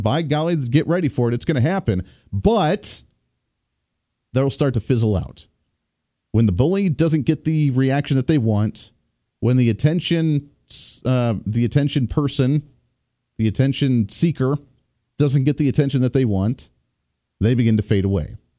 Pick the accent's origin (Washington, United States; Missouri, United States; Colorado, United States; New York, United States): Colorado, United States; I grew up in Colorado